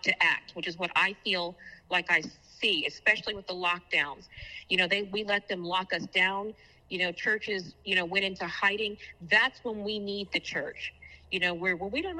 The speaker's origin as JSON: {"language": "English", "region": "Texas", "country": "United States", "moved": "yes", "said": "I moved back home to my home state of Texas"}